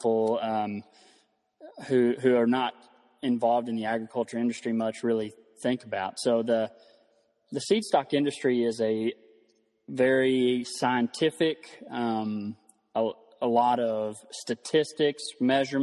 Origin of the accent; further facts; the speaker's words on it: Throckmorton, Texas, United States; I'm from Throckmorton, Texas. That's the north central part of the state. And grew up on a family ranch here in Throckmorton